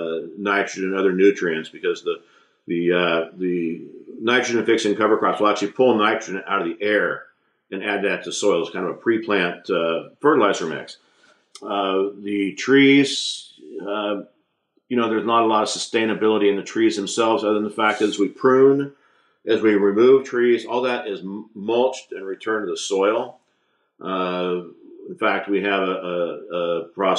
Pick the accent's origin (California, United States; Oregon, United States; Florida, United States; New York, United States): California, United States; La Habra Heights; I grew up in La Habra Heights, just down the street, actually, from the Mother Hass avocado tree.